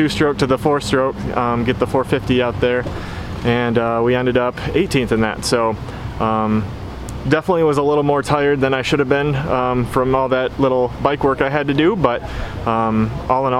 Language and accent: English; Michigan, United States; I'm from Michigan